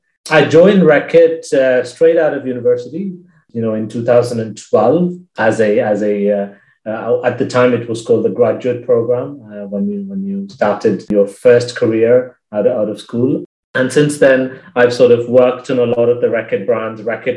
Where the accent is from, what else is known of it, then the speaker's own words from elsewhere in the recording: India; now in United Kingdom; So I am originally from India and grew up around the world. My parents used to be expatriates and, you know, moved countries every few years or so.